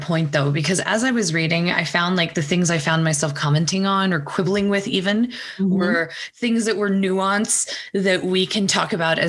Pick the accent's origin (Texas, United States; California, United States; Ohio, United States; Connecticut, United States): Texas, United States; I grew up in Texas.